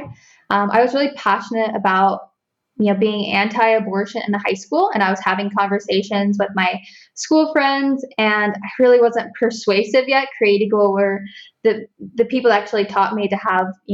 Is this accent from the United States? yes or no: yes; Northern Ohio, United States; also born or lived in Columbus, Ohio; now in Southern Ohio, United States; I grew up in Northern Ohio and I work in Columbus, Ohio now